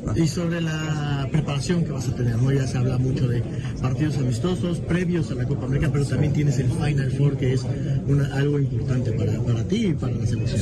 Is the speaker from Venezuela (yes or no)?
no; Mexico; como mexicano